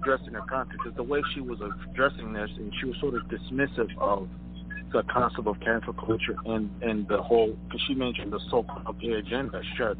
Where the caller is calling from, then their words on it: Minneapolis, Minnesota, United States; I'm calling from Minneapolis.